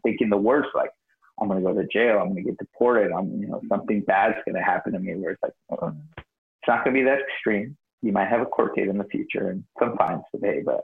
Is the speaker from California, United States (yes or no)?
yes; Escondido, California, United States; I grew up very poor in typical like ghetto. And I grew up in Escondido